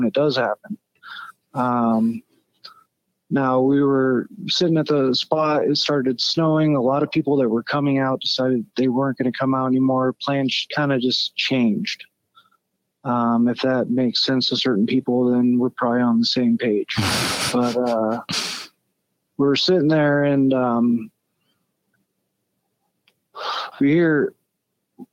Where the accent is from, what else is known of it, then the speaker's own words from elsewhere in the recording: Truckee, California, United States; now in Grass Valley, United States; I grew up in Truckee